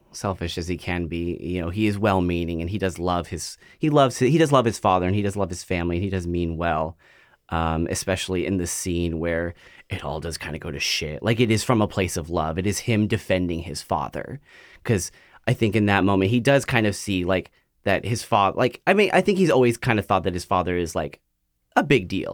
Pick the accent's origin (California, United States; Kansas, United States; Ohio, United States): California, United States; Central Valley of; moved away as an adult; now in Portland, United States; I grew up in the Central Valley of California, and it's a, I guess it's a smaller, kinda like, cow town, agricultural town.